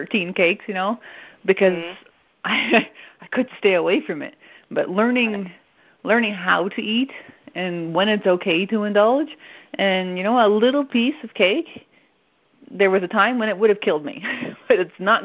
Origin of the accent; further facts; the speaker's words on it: Canada; first language French; English is a second language; moved away as an adult; now in United States; I'm Canadian